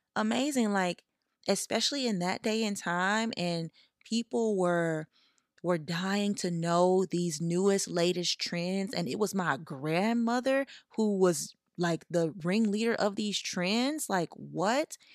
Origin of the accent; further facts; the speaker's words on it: Louisiana, United States; now in Los Angeles, United States; I'm from Louisiana. My entire family is in Louisiana